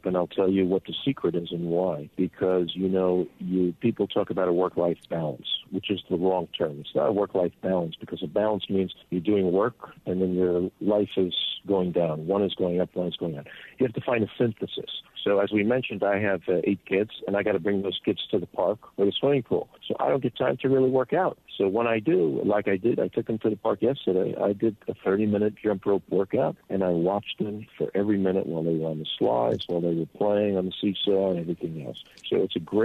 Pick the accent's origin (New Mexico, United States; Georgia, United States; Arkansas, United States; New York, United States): New York, United States; New Rochelle; moved away as an adult; also born or lived in Manhattan, New York; now in Jerusalem, Israel; I am from New Rochelle, New York, and I still have family there